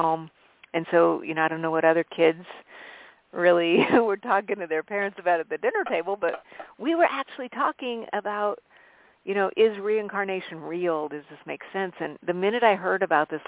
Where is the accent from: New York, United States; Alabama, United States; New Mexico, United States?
New Mexico, United States; Albuquerque; also born or lived in Colorado Springs, Colorado / Arizona; I grew up in a very eclectic household where I grew up in Albuquerque, New Mexico, and lived in the Colorado Springs area